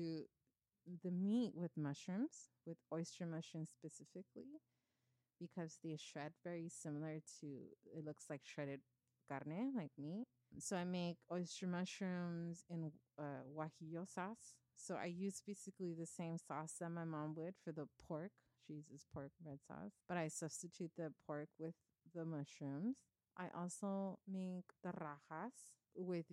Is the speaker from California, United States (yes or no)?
yes; Los Angeles, California, United States; also born or lived in Bay Area; I moved away from East LA when I was after high school